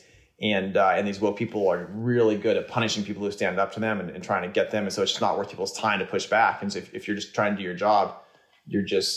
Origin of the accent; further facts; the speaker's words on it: Bay Area, California, United States; I grew up in the Bay Area. I was very lucky. I was born in Silicon Valley